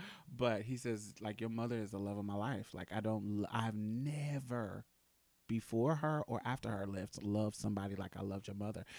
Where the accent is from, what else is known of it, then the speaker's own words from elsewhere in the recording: Boston, Massachusetts, United States; I grew up in Boston too